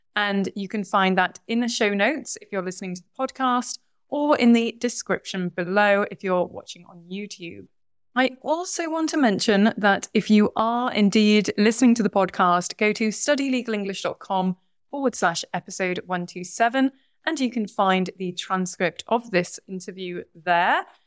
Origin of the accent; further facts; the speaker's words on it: United Kingdom; also born or lived in Brazil; speaking as a, as a British person